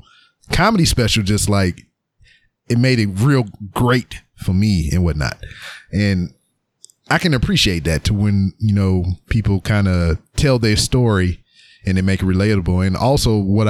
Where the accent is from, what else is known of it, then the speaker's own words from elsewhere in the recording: Louisiana, United States; moved away as an adult; now in Houston, United States; I'm from Louisiana